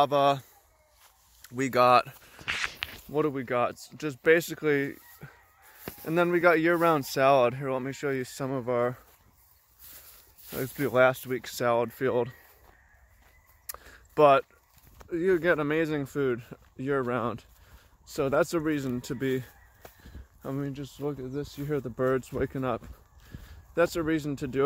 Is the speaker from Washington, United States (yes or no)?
yes; Seattle, Washington, United States; moved away as an adult; now in Hawaii, United States; I grew up in Seattle